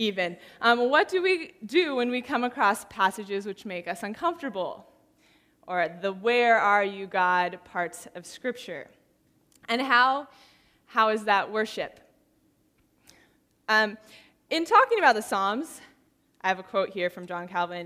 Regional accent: San Diego, California, United States; moved away as an adult; now in Santa Barbara, United States; In the last couple of years, I have been living in Santa Barbara, which I grew up in San Diego

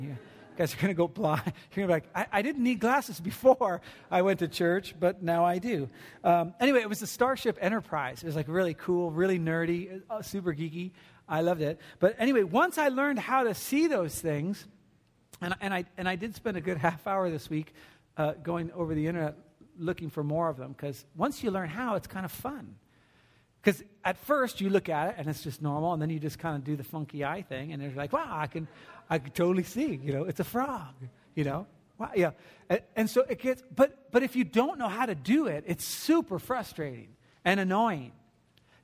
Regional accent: New Jersey, United States; I was born in New Jersey

